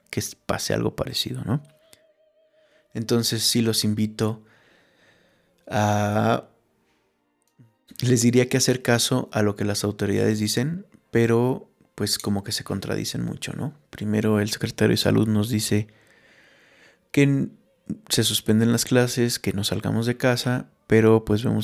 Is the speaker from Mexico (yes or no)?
yes; Mexico; Yo considero que, que es una responsabilidad como mexicanos